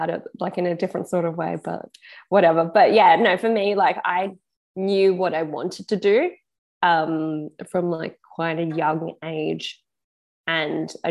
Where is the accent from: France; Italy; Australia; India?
Australia; Perth, Western Australia; we're both from Perth. We're both the same age.